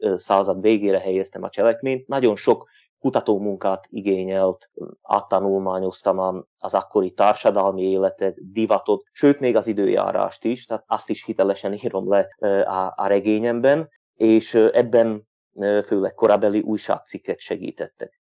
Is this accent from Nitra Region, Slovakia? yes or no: no; Turňa nad Bodvou, Košice Region, Slovakia; felvidéki magyar vagyok, egy Kassához közeli községben lakom, Tornán